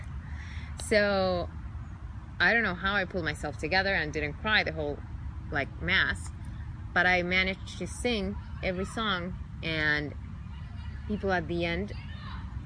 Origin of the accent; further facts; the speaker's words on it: Chile; English is a second language; moved away as an adult; also born or lived in New York; now in Los Angeles, United States; I was born and raised in Chile